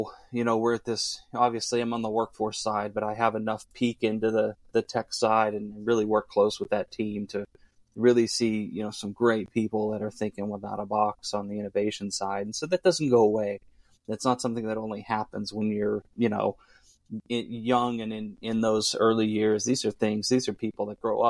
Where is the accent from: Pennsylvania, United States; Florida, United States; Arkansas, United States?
Pennsylvania, United States; southeast of Pittsburgh, Western; Even though I'm not from Pittsburgh, I'm from southeast of Pittsburgh, out towards the mountains a little bit